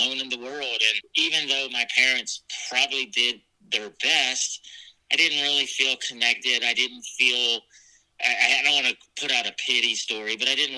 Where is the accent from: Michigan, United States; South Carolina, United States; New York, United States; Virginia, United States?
Virginia, United States; Norfolk; I was born in Norfolk, Virginia, and I was adopted from there at birth